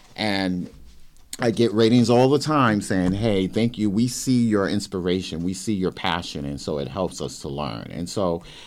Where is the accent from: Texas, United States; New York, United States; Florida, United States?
New York, United States; Brooklyn; moved away as an adult; I grew up in Brooklyn, New York, went to public school in the city of Brooklyn